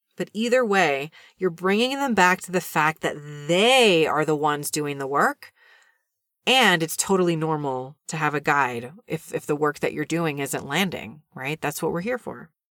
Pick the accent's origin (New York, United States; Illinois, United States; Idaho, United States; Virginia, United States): New York, United States; New York City; I grew up in New York City and watched a lot of T V when I was a kid